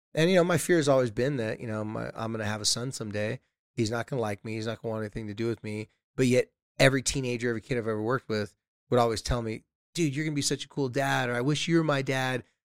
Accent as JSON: {"language": "English", "town": "Carlsbad", "region": "California", "country": "United States", "tie": "born or raised there", "said": "my hometown's Carlsbad, Legoland's"}